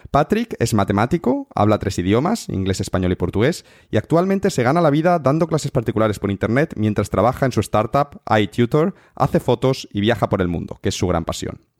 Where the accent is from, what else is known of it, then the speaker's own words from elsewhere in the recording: Cáceres, Extremadura, Spain; Tú eres de Inglaterra, yo soy de, España, de Cáceres, pero nos conocimos en Colombia.